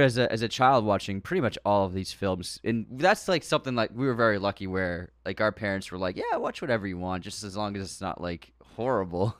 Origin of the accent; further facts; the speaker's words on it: United States; growing up in America